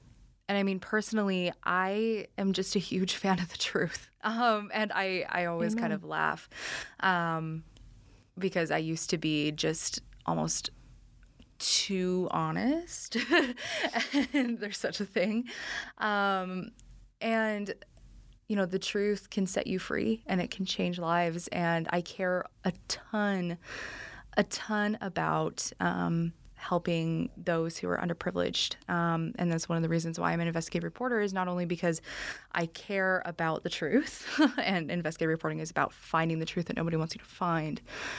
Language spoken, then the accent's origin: English; Utah, United States; moved away; I'm from Utah, too.